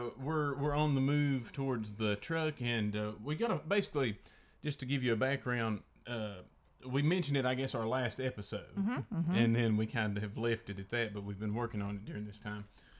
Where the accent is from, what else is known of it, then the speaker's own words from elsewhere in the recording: Elizabethton, Tennessee, United States; in Elizabethan, Tennessee, my hometown.